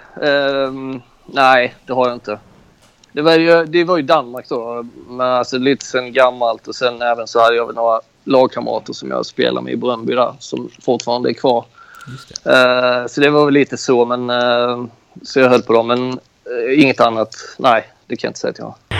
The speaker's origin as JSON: {"language": "Swedish", "region": "Skåne", "country": "Sweden", "moved": "as an adult", "lives_now": "Greece", "said": "jag är ju också från Skåne"}